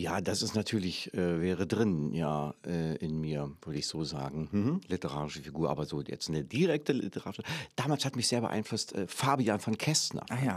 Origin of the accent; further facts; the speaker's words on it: Berlin, Germany; moved away as an adult; In, natürlich Ostberlin. In Pankow, dann später in Weißensee